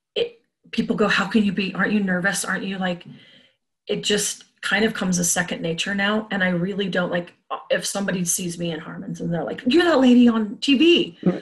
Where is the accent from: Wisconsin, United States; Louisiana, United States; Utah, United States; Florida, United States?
Utah, United States; Salt Lake City; also born or lived in Boulder, Colorado; I grew up in Salt Lake City